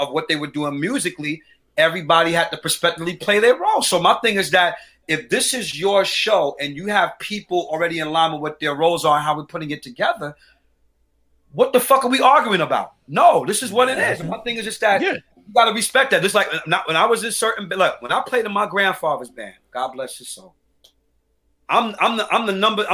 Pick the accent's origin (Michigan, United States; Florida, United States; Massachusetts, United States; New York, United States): New York, United States; New York City; I'm from St. Mark's Avenue. I grew up in the streets